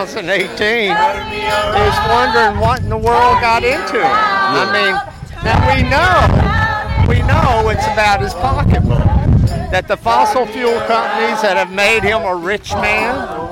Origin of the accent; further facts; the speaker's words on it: Jefferson County, West Virginia, United States; I come from Jefferson County, West Virginia